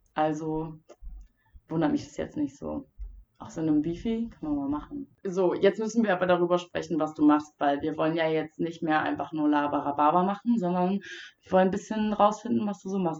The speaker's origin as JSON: {"language": "German", "town": "Wildeshausen", "region": "Lower Saxony", "country": "Germany", "tie": "born or raised there", "said": "Wildeshausen, meiner Heimat"}